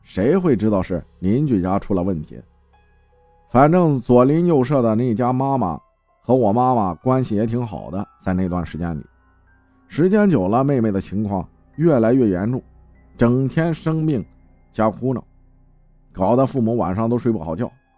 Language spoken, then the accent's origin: Chinese; Yunnan, China; 我们是云南人，苗族，苗族的下蛊是出了名的。